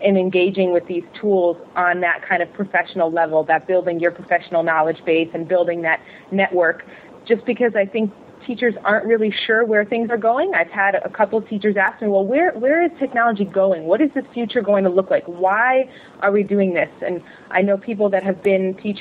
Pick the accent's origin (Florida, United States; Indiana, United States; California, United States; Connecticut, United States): Connecticut, United States; moved away as an adult; also born or lived in Malaysia; I'm from Connecticut